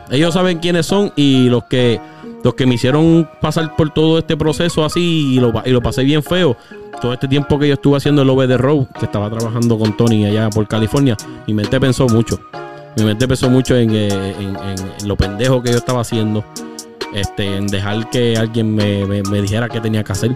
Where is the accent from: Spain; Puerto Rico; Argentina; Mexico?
Puerto Rico; moved away